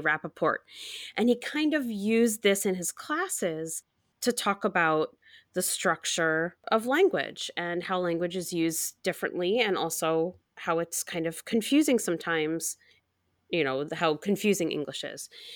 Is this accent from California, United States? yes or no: no; New York, United States; I'm from New York State